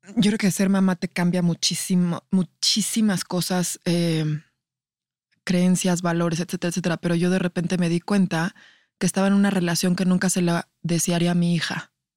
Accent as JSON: {"language": "Spanish", "country": "Mexico", "said": "como sociedad mexicana"}